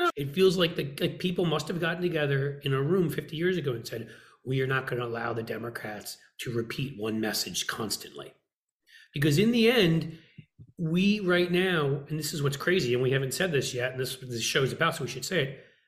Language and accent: English; United States; I'm an American